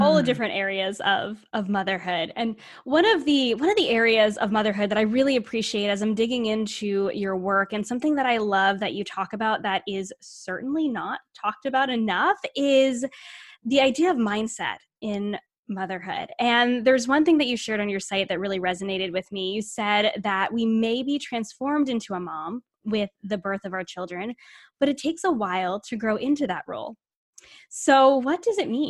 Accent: Rhode Island, United States; also born or lived in Toronto, Canada; I grew up in Rhode Island

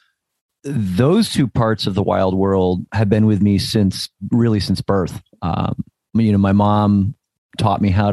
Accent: New Jersey, United States; now in Northern California, United States; I grew up in New Jersey

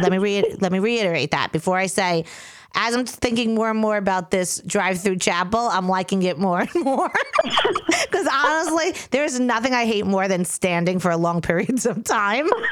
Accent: New York, United States; accent: New York

